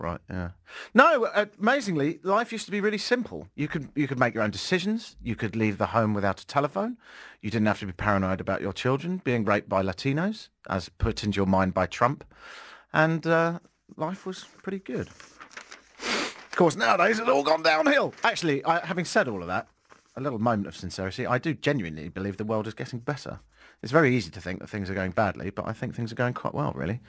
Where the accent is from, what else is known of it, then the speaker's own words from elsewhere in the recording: England, United Kingdom; moved away; I'm English